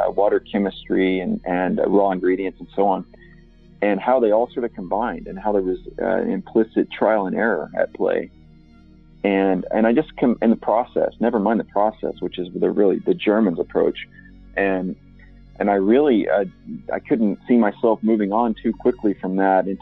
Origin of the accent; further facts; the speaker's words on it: Oklahoma, United States; now in Milwaukee, United States; I'm from Oklahoma in the central United States